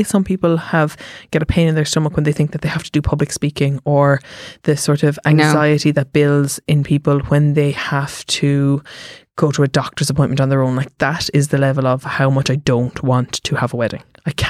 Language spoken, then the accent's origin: English; Cork, Munster, Ireland; Because I'm from Cork.